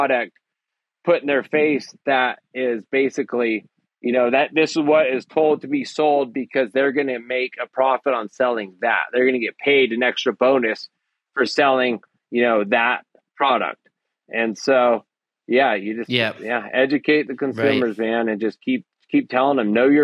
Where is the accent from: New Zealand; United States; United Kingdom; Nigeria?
United States; Humboldt County, California; born or raised there